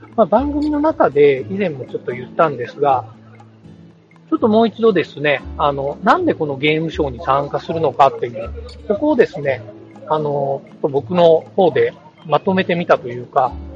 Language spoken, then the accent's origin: Japanese; Shikoku, Ehime, Japan; now in Tokyo, Japan; 僕の実家の、えっ、ー、と、四国の愛媛県